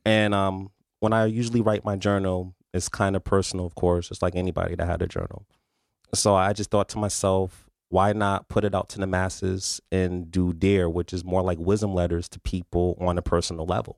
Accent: New Haven, Connecticut, United States; I was born and raised in New Haven

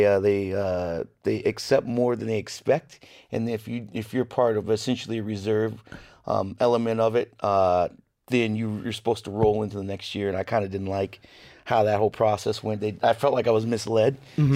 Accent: Seattle, Washington, United States; I grew up in Seattle, and. We'd go to Seafair every year

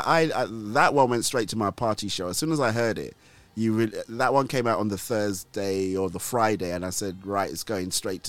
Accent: Nigeria; So although I am Nigerian and this English accent sounds like I was, you know, I've never left these shores. I did grow up in Nigeria, believe it or not.

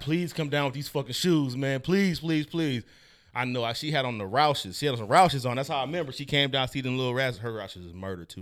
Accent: the Bay Area, California, United States; I'm from the Bay

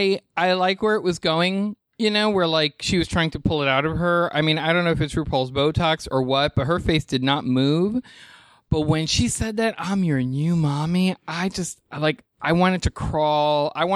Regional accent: New York, United States; I mean, I wasn't bothered by it, and I'm a New Yorker

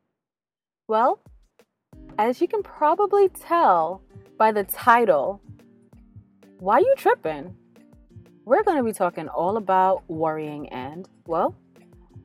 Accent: New York, United States; growing up in New York

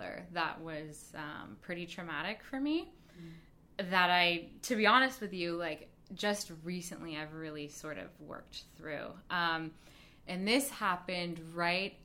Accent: Mission Viejo, California, United States; accent: American; moved away as an adult; also born or lived in San Diego, California; now in Los Angeles, United States; Then we moved to an area of Orange County, Mission Viejo area

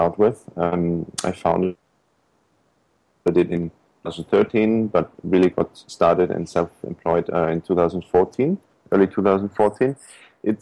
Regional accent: Austria; moved away as an adult; also born or lived in Bangkok; now in Hong Kong; I'm Austrian. Austria.

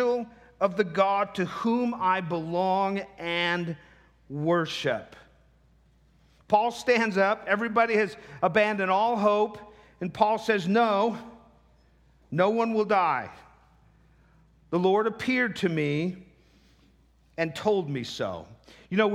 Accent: the Northwest, Pacific Northwest, United States; moved away; I'm from the Northwest.

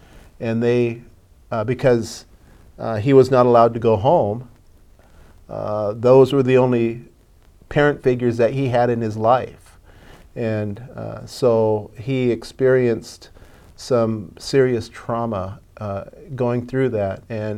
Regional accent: Swinomish Indian Reservation, Washington, United States; I am 57 years old, born and raised at Swinomish. I live three doors down from the house I was raised in, so I've never lived any other place in my life.

